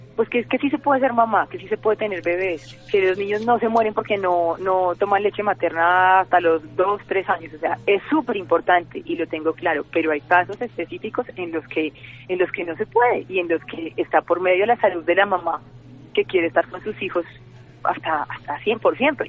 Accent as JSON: {"language": "Spanish", "town": "Medellín", "region": "Antioquia", "country": "Colombia", "moved": "as an adult", "lives_now": "Bogotá, Colombia", "said": "yo soy de Medellín"}